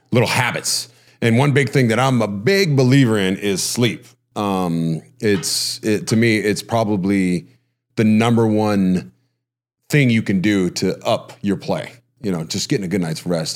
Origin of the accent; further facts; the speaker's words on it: Huntington, United States; growing up in Huntington